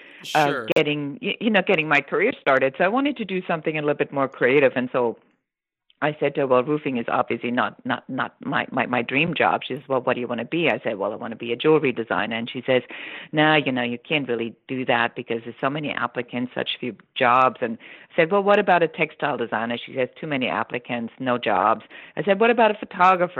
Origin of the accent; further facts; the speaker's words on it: Munich, Bavaria, Germany; English is a second language; moved away; I am, you know, from Bavaria, from Munich